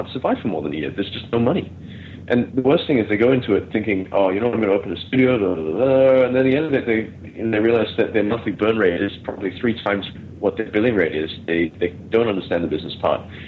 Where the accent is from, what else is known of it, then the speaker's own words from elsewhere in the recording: Melbourne, Victoria, Australia; now in Malaysia; I grew up in Melbourne, but that was in the late mid-90s.